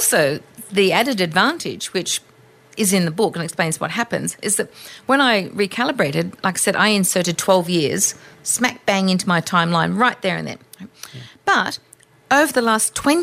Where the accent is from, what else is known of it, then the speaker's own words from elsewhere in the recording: Australia; I'm Australian, so I have some colloquialisms.